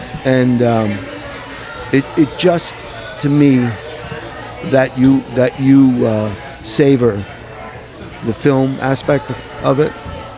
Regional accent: Lodi, New Jersey, United States; I mean, I grew up in Lodi.

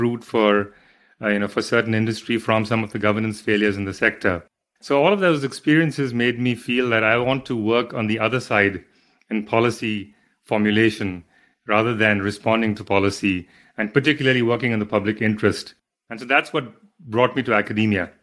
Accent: Mumbai, Maharashtra, India; moved away as an adult; I grew up in India, in Mumbai, in a middle-class home

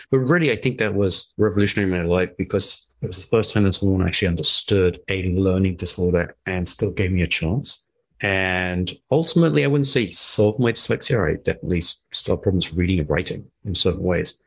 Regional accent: England, United Kingdom; moved away as an adult; also born or lived in Middle East; I was from England, but I was living in the Middle East

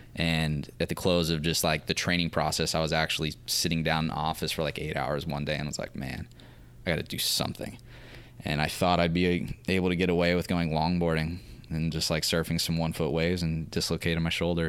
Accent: Santa Maria, California, United States; I was raised in Santa Maria

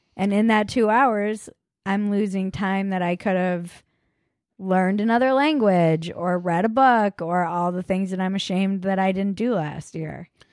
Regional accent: United States; the culture you were raised in for us being American

